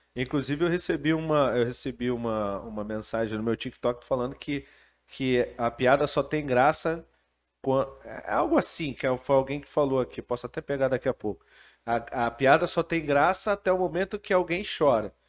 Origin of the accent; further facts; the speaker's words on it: Brazil; como brasileiro